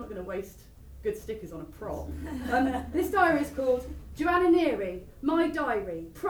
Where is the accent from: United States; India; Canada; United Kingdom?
United Kingdom; Cornwall, South West England; accent: Cornish; moved away; I do a Cornish accent. It's not because I'm doing a Cornish character. It's because I grew up in Cornwall, and I used to be Cornish.